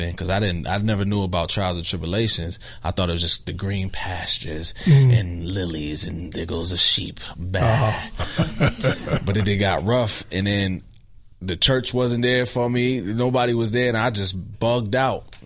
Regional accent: Rochester, New York, United States; I'm from Rochester, New York.

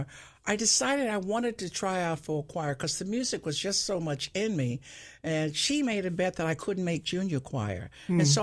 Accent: Cincinnati, Ohio, United States; I was born and raised right there in a family of six girls

